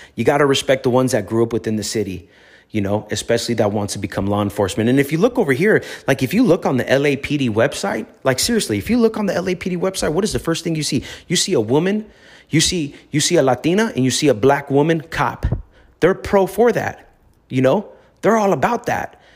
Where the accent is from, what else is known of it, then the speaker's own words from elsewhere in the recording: Los Angeles, California, United States; I grew up in the streets of Los Angeles